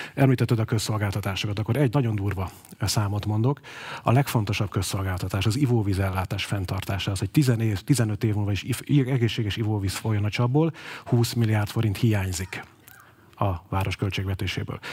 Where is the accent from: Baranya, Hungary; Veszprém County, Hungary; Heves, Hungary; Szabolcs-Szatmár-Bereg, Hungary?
Baranya, Hungary; Pécs; Tükepécsi vagyok, ahogy ezt nálunk mondani szokás. Ugye itt nőttem fel, Kovács telepen, Uránvárosban végeztem az általános iskolát